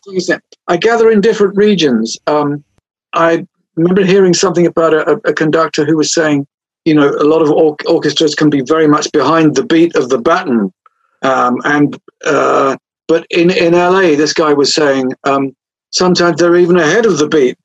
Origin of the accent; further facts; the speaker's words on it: England, United Kingdom; I'm English